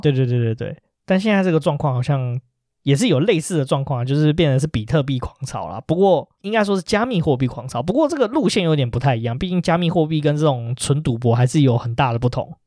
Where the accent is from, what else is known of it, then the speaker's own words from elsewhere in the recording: Taipei, Taiwan; 因为我们台北人